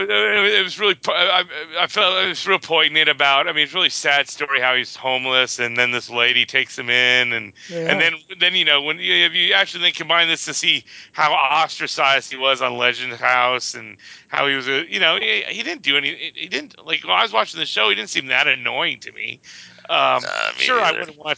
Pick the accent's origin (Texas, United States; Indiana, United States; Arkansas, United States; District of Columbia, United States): Texas, United States; As a kid growing up in Texas